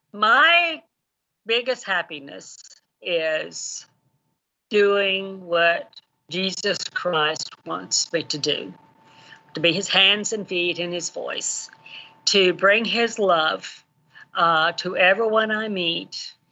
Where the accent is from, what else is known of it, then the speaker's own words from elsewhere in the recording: Kenya; Okay, well, I grew up in Kenya, East Africa, 20 miles away from Obama's grandmother.